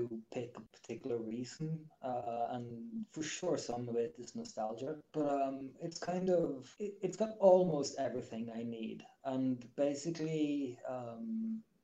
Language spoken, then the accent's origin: English; Bergen, Vestland, Norway; my hometown of Bergen in Norway